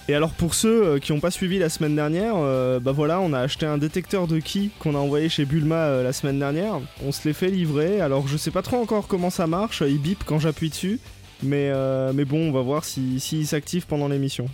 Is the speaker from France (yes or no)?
yes; France; en tant que Français, nous